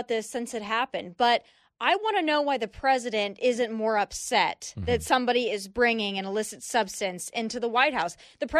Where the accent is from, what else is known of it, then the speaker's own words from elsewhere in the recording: South Dakota, United States; But I come from South Dakota, right?